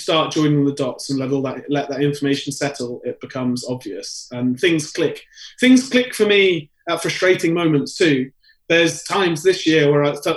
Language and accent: English; United Kingdom; moved away as an adult; now in New York, United States; being British myself